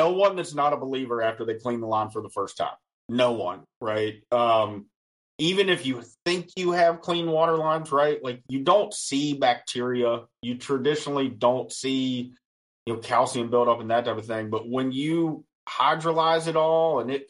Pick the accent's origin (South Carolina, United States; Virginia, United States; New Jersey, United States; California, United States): Virginia, United States; Western; I am from Western Virginia